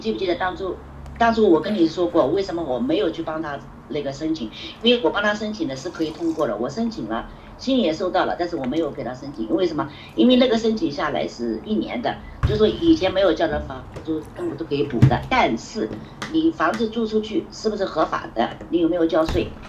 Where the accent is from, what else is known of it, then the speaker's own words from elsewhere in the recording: China; moved away; 我们中国人说句老实话